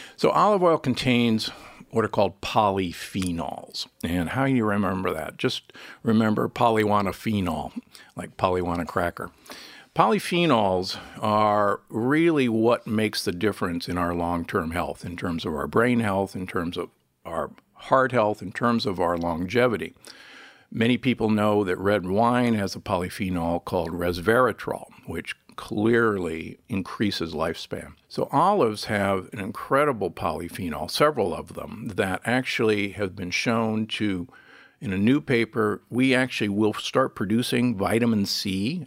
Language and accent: English; United States; also born or lived in Nebraska / Milwaukee, Wisconsin; I was born and raised in Nebraska and, and Milwaukee